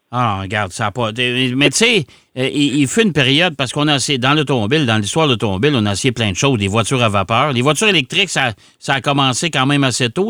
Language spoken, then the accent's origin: French; Quebec, Canada; chez nous au Québec